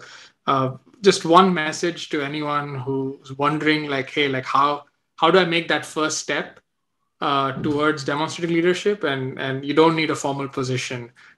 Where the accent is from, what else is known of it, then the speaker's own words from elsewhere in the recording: Vadodara, Gujarat, India; moved away; also born or lived in Vellore, Tamil Nadu; I grew up in Baroda, so definitely very connected there.